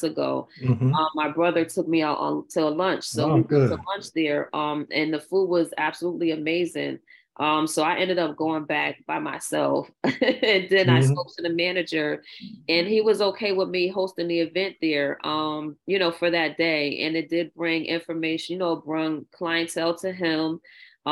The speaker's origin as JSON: {"language": "English", "town": "New Orleans", "region": "Louisiana", "country": "United States", "tie": "born or raised there", "said": "I grew up in New Orleans"}